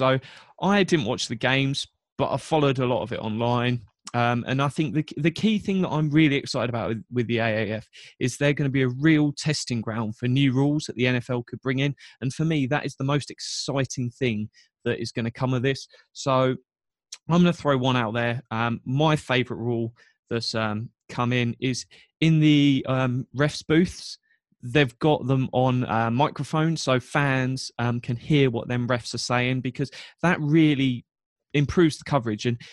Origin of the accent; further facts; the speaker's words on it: England, United Kingdom; I was born in England.